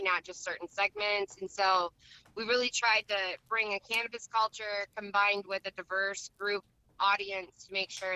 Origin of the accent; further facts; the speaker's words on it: Muskegon, Michigan, United States; we're all from Muskegon